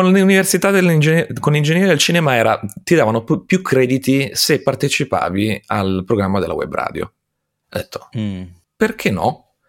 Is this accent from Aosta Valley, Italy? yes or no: yes; Aosta, Aosta Valley, Italy; born there; nasco ad Aosta adesso non so quando va in onda la puntata, quindi tra i 36 e i 37 anni fa